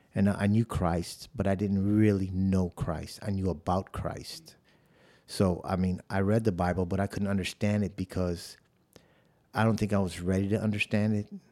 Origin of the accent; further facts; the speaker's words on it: Chicago, Illinois, United States; moved away as an adult; also born or lived in South Bronx, New York; now in San Antonio, United States; I was born in the South Bronx of New York, and then I was raised in the South Side of Chicago